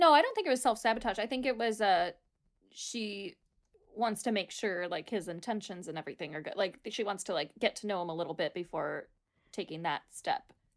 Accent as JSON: {"language": "English", "country": "United States", "said": "we're American"}